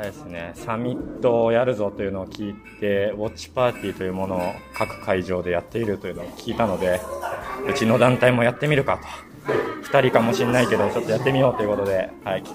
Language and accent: Japanese; Yokosuka, Kanagawa, Japan; 横須賀地元から来ました